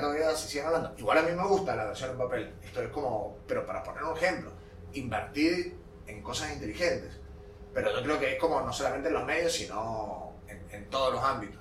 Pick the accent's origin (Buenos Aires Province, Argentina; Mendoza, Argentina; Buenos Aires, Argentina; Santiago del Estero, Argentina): Mendoza, Argentina; soy mendocino, eh, nacido y criado, de, mendocino de tercera generación